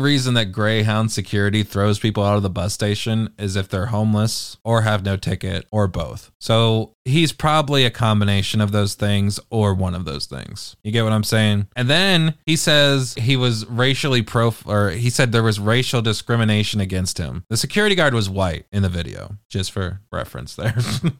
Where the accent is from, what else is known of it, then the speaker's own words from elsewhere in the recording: United Kingdom; Canceled has two L's and there's a question mark at the end. I'm British, dog. That's why there's two L's in it.